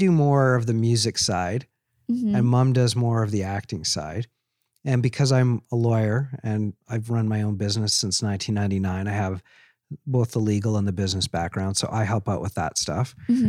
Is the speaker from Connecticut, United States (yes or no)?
no; Seattle, Washington, United States; born there; I'm a dual citizen. I was born in Seattle, Washington.